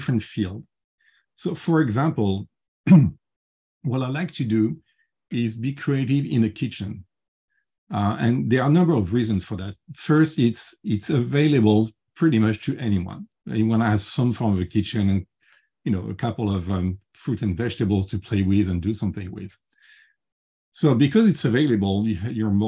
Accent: France; accent: French; English is a second language; I'm French and I can't get rid of my French accent

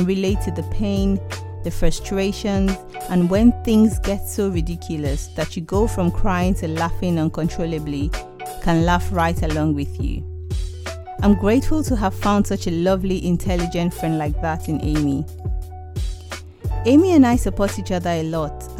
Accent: Nigeria; now in United Kingdom; I'm Black African from Nigeria, and I moved to the UK in 2010

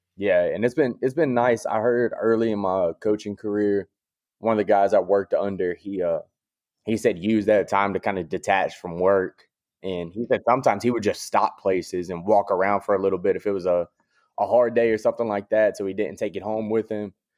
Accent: Clayton County, Georgia, United States; I'm from Clayton County, Georgia. I went to Lovejoy High School

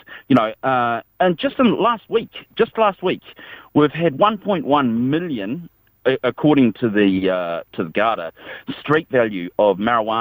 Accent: New Zealand; moved away; also born or lived in United States; I'm from New Zealand, but I've been living in the States for 19 years

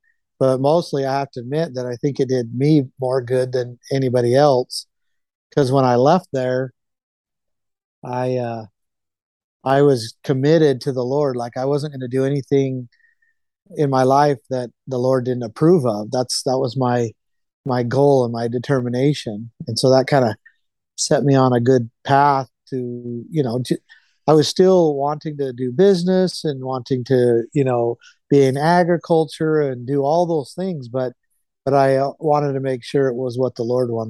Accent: Mesquite, Nevada, United States; now in Idaho, United States; I grew up in Southern Nevada on a ranch, and I grew up in the same home that my father grew up

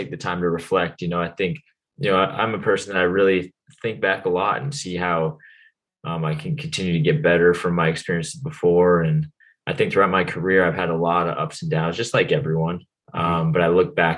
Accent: Ontario, Canada; moved away as an adult; I played soccer, hockey, of course, being Canadian

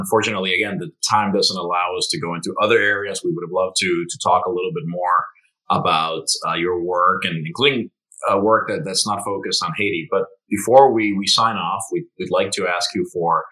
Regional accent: Puerto Rico; I'm from the Caribbean myself. I'm from Puerto Rico.

